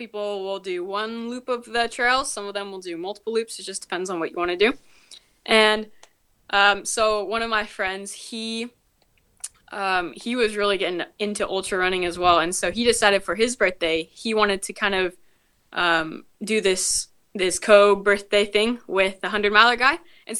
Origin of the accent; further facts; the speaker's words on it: Washington, United States; born there; also born or lived in various states; So we moved around a little bit. I was born in Washington. We moved to a couple different states, and my siblings were all born in different states except for the two last ones.